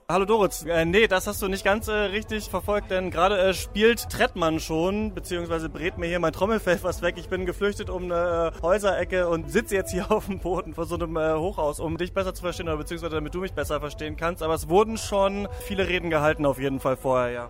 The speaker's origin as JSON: {"language": "German", "town": "Rostock", "region": "Mecklenburg-Vorpommern", "country": "Germany", "tie": "born or raised there", "said": "ich bin Rostocker, bin in, bin in Rostock geboren"}